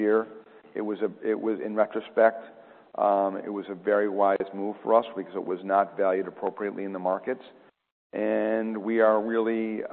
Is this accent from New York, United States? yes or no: yes; Rochester, New York, United States; I grew up in Rochester, New York